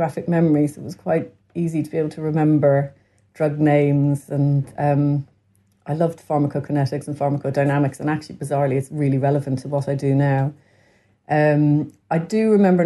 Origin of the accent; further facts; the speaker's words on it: Dublin, Leinster, Ireland; born or raised there; also born or lived in Clare